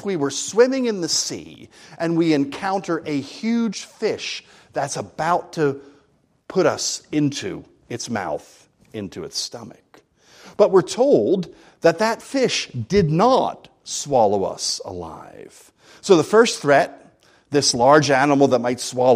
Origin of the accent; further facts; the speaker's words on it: New Jersey, United States; accent: American; now in Edinburgh, United Kingdom; I come from New Jersey, which is on the east coast of the United States.